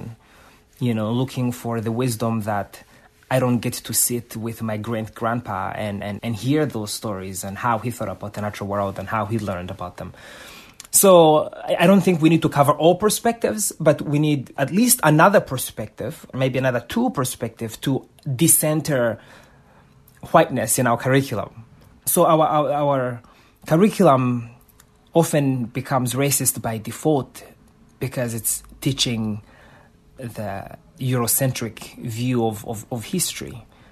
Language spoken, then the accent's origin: English; Rwanda; now in United States; the country that I had just moved to, the U.S. You know, I was born in Rwanda